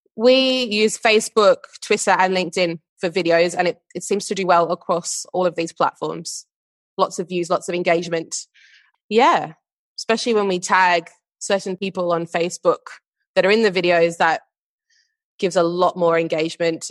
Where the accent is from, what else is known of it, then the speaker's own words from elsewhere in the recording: Perth, Western Australia, Australia; moved away as an adult; now in London, United Kingdom; I am originally from Perth in Western Australia, and now based in London